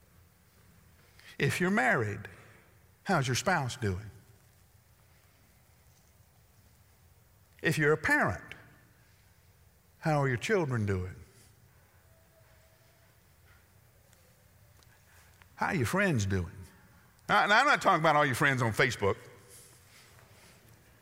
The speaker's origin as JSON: {"language": "English", "region": "the South", "country": "United States", "said": "I'm from the South."}